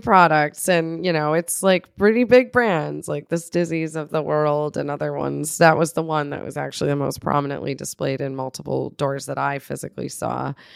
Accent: north of Buffalo, New York, United States; moved away; my hometown, which is in It's north of Buffalo, which is not yet Canada

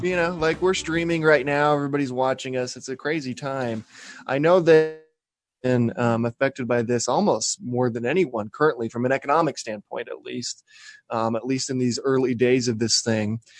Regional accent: Spanish Fork, Utah, United States; now in Salem, United States; Spanish Fork's right, right, and it's my hometown.

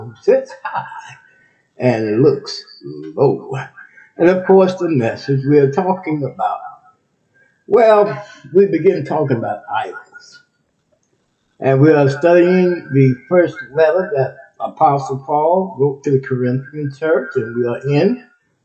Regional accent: Texas, United States; now in Ohio, United States; Texas, my home state

